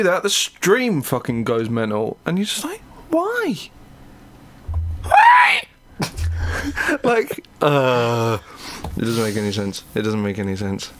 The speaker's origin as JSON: {"language": "English", "country": "United Kingdom", "said": "We're British"}